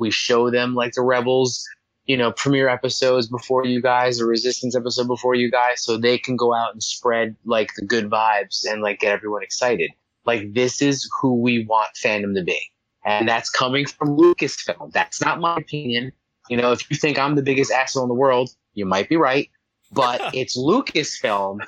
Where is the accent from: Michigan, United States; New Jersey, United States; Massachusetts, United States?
New Jersey, United States; I'm from New Jersey